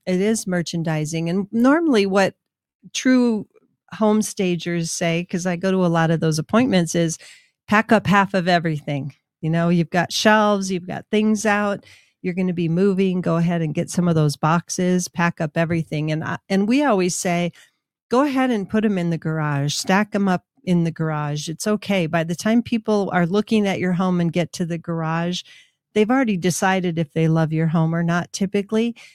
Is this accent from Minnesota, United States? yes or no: yes; Minnesota, United States; now in Albuquerque, United States; Orono was in my school district when I was growing up in Minnesota.